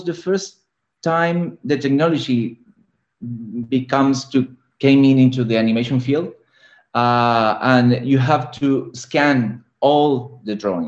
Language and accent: English; Argentina; now in Barcelona, Spain; And I'm living in Barcelona. I'm from Argentina